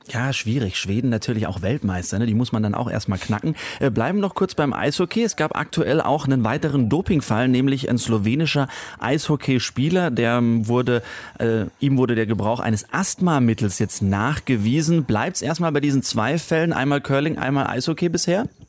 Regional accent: Germany

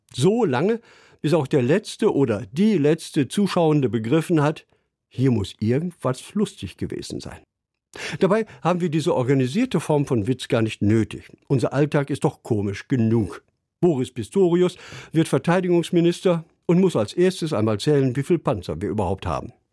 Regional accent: Münsterland, North Rhine-Westphalia, Germany; wird mir als Münsterländer nachgesagt

